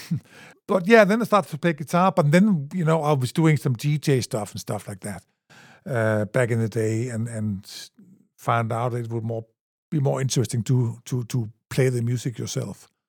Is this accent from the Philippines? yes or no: no; Grenaa, Central Denmark Region, Denmark; English is a second language; I'm from, uh, a little town in Denmark